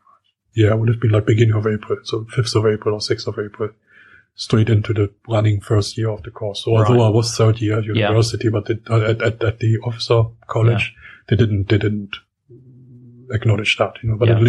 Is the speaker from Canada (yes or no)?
no; Schönebeck, Saxony-Anhalt, Germany; I'm from Schönebeck, which is near Magdeburg.